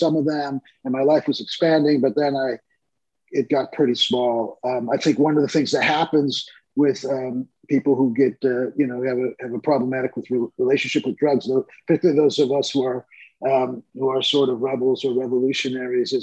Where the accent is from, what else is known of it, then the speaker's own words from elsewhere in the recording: Detroit, Michigan, United States; moved away; also born or lived in New York; I was born and raised in Detroit.